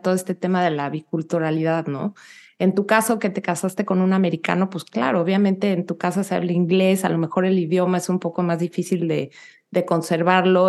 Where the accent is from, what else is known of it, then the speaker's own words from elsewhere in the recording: Mexico City, Mexico; moved away as an adult; now in United States; yo nací y crecí en la Ciudad de México hasta los 27 años